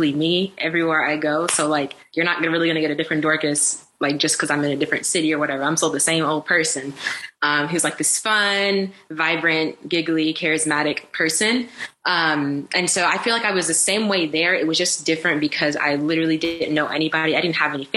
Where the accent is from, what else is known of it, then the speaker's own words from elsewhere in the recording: Raleigh, North Carolina, United States; also born or lived in Democratic Republic of the Congo / Boston; I'm used to Southern hospitality. I'm from North Carolina. I'm from Raleigh